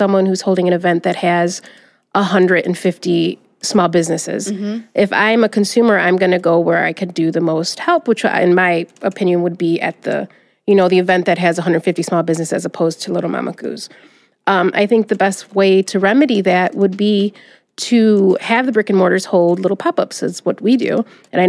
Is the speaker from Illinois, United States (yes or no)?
no; Detroit, Michigan, United States; Growing up in Southwest Detroit, we had a very big small business community